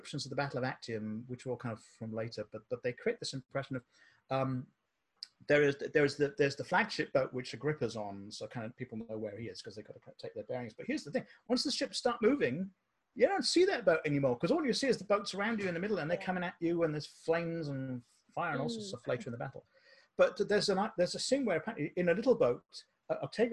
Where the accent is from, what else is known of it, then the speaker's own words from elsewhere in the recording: Cardiff, Wales, United Kingdom; now in Austin, United States; I went to a school in the UK, Cardiff. I'm a Welsh guy